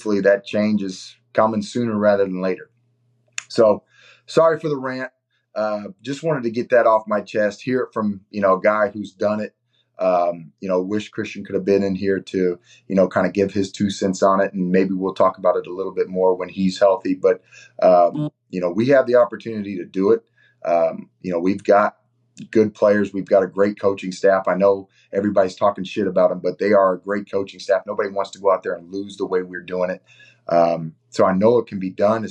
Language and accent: English; Indiana, United States; my home state, to represent Indiana